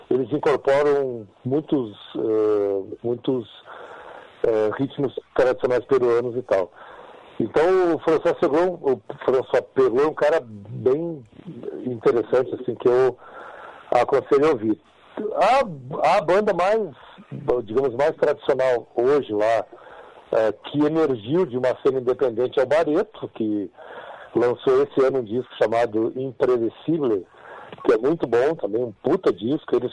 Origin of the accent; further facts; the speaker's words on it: Porto Alegre, Rio Grande do Sul, Brazil; se eu falo que sou do Rio Grande do Sul, de Porto Alegre